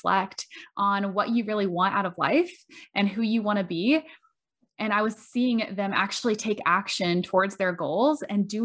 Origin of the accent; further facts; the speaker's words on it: Bushnell, Florida, United States; I'm originally from Bushnell, Florida